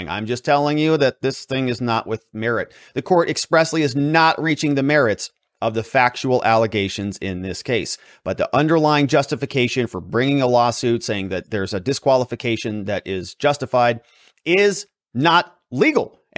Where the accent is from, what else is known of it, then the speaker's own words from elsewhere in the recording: Arizona, United States; Shout out to my hometown.